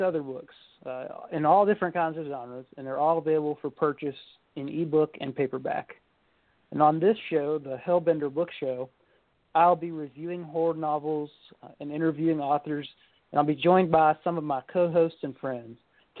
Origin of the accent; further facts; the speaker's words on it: Kentucky, United States; I'm an author from Kentucky.